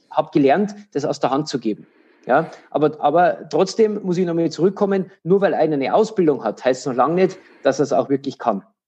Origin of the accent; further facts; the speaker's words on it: Regensburg, Bavaria, Germany; in Regensburg, meine Heimatstadt